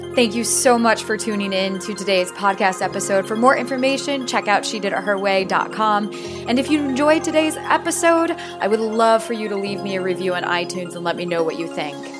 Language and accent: English; Dubuque, Iowa, United States; moved away; I'm originally from Dubuque